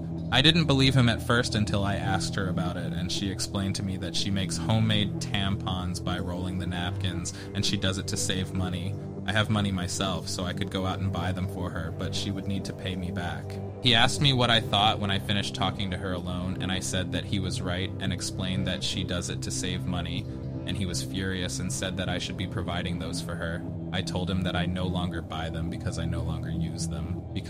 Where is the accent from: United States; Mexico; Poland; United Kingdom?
United Kingdom; there's a question mark at the end because I'm British.